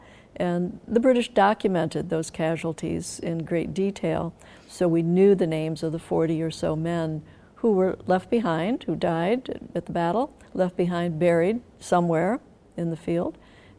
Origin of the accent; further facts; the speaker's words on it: Sackets Harbor, New York, United States; moved away as an adult; also born or lived in Elmira, New York; growing up in Sackett's Harbor